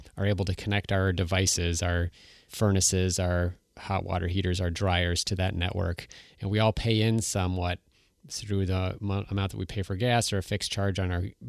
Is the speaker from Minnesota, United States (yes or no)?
yes; Minnesota, United States; I'm from Minnesota